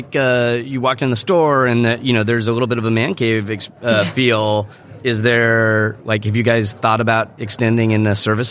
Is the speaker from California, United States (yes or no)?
yes; San Diego, California, United States; That San Diego store is in the University Town Center. That was my hometown mall growing up.